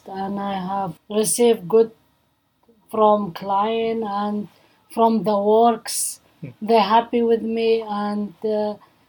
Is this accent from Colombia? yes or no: no; Iraq; English is a second language; now in Melbourne, Australia; I'm from Iraq